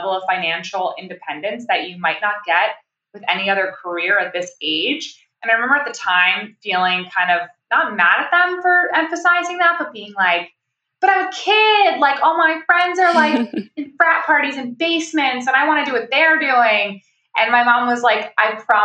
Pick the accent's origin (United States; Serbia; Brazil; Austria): United States; upstate New York; I'm from upstate New York